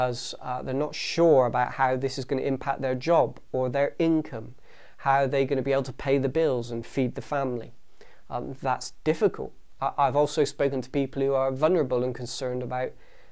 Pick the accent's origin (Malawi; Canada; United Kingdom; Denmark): United Kingdom; England; we're English